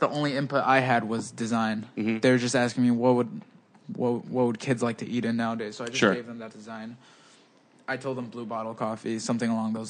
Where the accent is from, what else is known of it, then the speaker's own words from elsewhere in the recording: Walnut, California, United States; first language Spanish; I grew up in Walnut. It's like 30 minutes east of here, so pretty close.